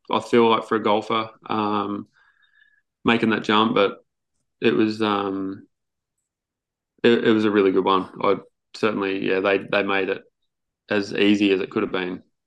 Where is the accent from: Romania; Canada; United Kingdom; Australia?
Australia; just being an Australian